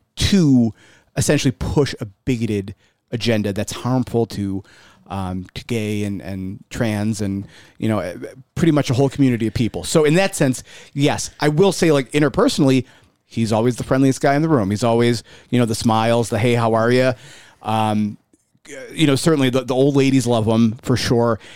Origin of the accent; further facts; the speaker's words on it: Buffalo, New York, United States; I'm from South Buffalo